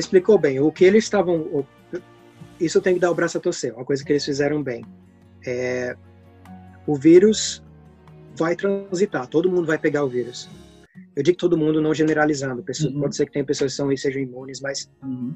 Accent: Brazil; moved away as an adult; now in Worthing, United Kingdom; depois que eu saí do Brasil

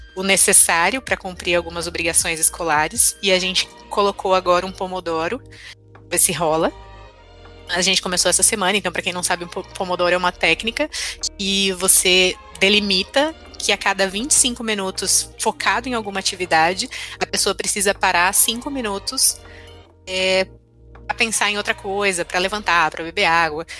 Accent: São Paulo, Brazil; eu moro, sou de São Paulo

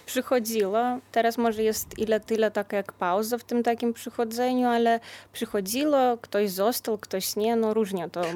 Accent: Lithuania; u nas na Litwie

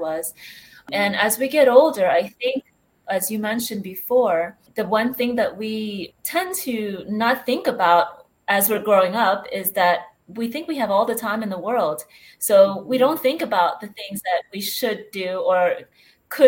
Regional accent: United States; moved away as an adult; now in Spain; I'm actually originally from the States, but I moved here about 9 years ago

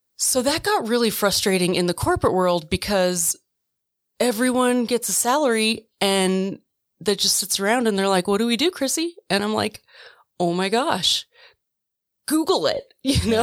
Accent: Oconomowoc, Wisconsin, United States; moved away as an adult; also born or lived in Twin Falls, Idaho / western United States; I grew up in Oconomowoc, Wisconsin, born in Twin Falls, Idaho

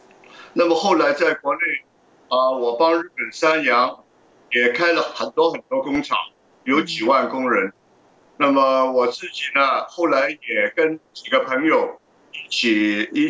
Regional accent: Hong Kong; moved away as an adult; also born or lived in Shanghai, China / Beijing, China / New York, United States; 我呢就在上海出生，七岁到香港，小学、中学基本上在香港读的，大学来来来了美国。那么我二十一岁就出来做生意了，呃，大概一生人七十一年呢。在香港大概是三十年，在中国大陆二十

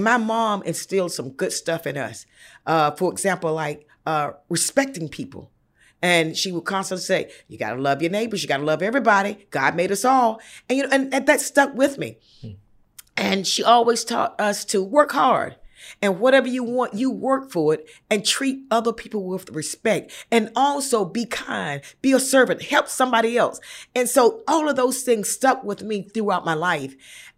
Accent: Bethel, North Carolina, United States; moved away; I grew up in rural North Carolina, mm-hmm. a little place called Bethel near Greenville, East Carolina University. And we're not that far from the Virginia border.

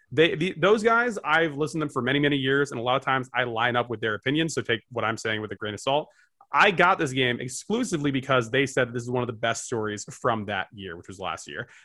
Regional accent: New Jersey, United States; I'm from Jersey

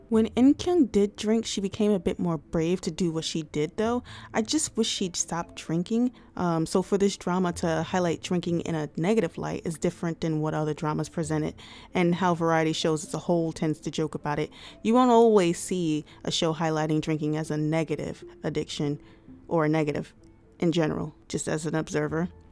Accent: United States; I am an American.

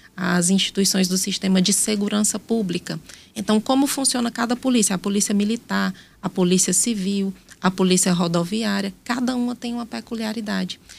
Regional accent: Brejo Santo, Ceará, Brazil; also born or lived in Piauí; now in Teresina, Brazil; Eu nasci em Brejo Santo, no Ceará.

